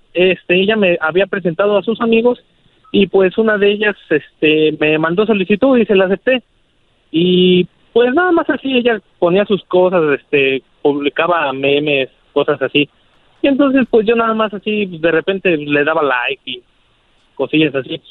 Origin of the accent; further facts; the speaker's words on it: Mexico City, Mexico; also born or lived in Arvin, California; yo soy de la Ciudad de México